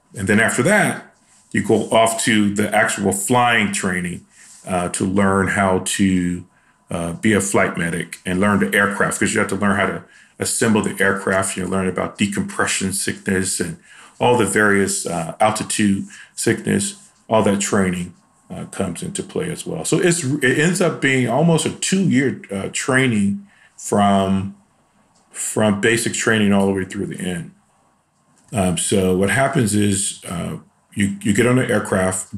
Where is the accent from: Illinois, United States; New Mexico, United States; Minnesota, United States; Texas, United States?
Illinois, United States; Chicago; moved away; I'm from Chicago, and I grew up in a really rough neighborhood in Chicago